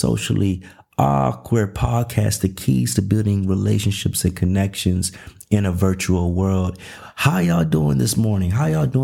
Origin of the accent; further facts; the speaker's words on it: Nashville, Tennessee, United States; also born or lived in Los Angeles, California / Covina, California; now in Dallas, United States; I'm originally from Nashville, Tennessee.